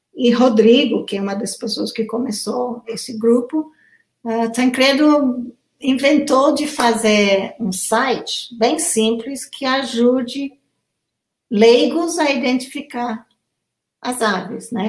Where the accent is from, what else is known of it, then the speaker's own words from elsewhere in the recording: Kenya; Portuguese is a second language; now in Brazil; desde a minha infância no Quênia